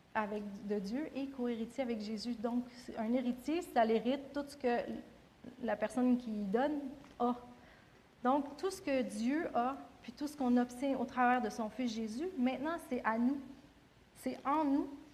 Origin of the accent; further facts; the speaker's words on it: Quebec, Canada; en tant que Québécois